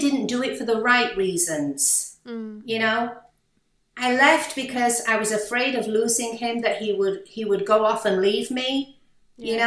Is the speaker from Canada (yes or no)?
no; Manchester, North West England, United Kingdom; accent: British; moved away as an adult; also born or lived in Malaysia / New York, United States; now in Miami, United States; growing up in Manchester as a teenager